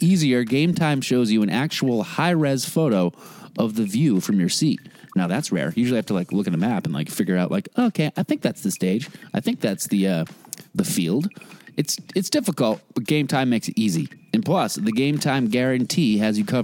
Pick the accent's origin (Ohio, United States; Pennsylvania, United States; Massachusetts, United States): Massachusetts, United States; near Cape Cod; I grew up near Cape Cod